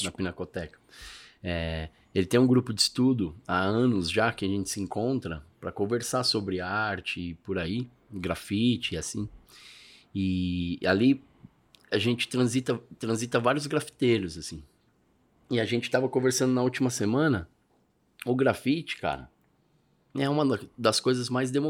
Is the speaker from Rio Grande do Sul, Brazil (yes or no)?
no; São Paulo, Brazil; Eu sou do Ipiranga. A gente tem o Basca da Tancredo ali.